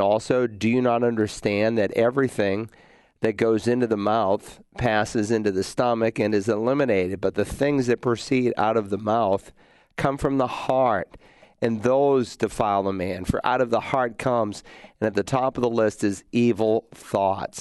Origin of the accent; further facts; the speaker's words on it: Worcester, Massachusetts, United States; also born or lived in Lowell, Massachusetts; the town that I was raised in, Worcester, Mass. I was born in Lowell, Mass, but then we moved to Worcester when I was two weeks old.